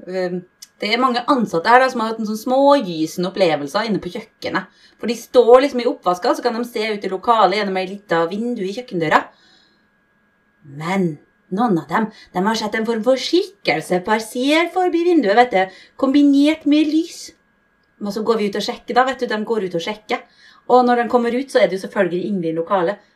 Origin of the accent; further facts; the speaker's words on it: Bergen, Vestland, Norway; Men altså, jeg skal være ærlig, da, siden jeg er fra Bergen, og jeg har ikke, jeg har ikke opplevd noe sjøl.